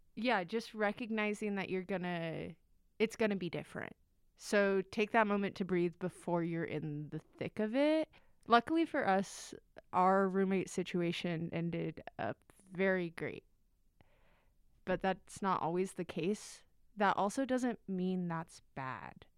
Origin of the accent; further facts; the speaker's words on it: Las Vegas, Nevada, United States; moved away as an adult; now in Salt Lake City, United States; I'm from Las Vegas, Nevada